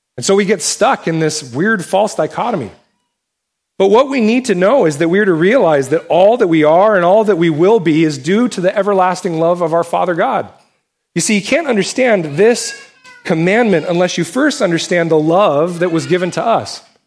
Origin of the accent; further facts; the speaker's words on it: United States; us as American Christians